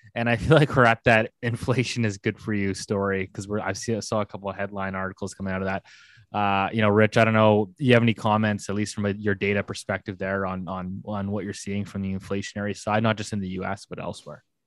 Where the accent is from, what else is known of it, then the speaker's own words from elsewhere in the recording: Canada; good Canadian folks that we are